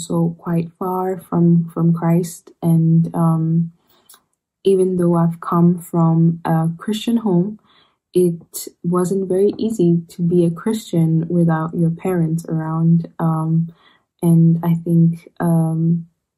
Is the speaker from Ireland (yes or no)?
no; Ethiopia; moved away as an adult; now in Rome, Italy; I am from Ethiopia